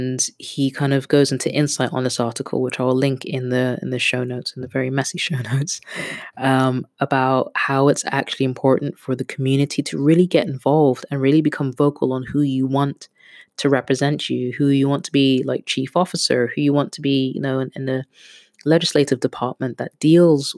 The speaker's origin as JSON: {"language": "English", "country": "Kenya", "also_born_or_lived": "Netherlands", "moved": "yes", "lives_now": "London, United Kingdom", "said": "I'm a Kenyan that lives in London with a Dutch passport"}